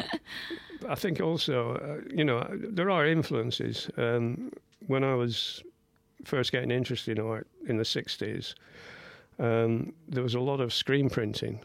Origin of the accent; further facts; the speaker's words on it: Blackburn, North West England, United Kingdom; I'm from Blackburn